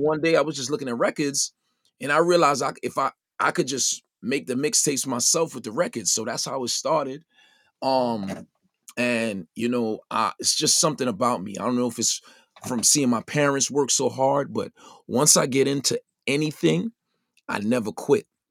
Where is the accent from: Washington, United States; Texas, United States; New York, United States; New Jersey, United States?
New York, United States; New York City; growing up in the Brownsville section of Brooklyn